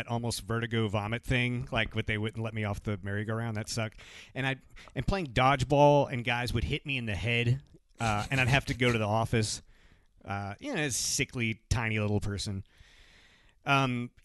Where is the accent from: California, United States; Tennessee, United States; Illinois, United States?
Tennessee, United States; Lewisburg; moved away; my hometown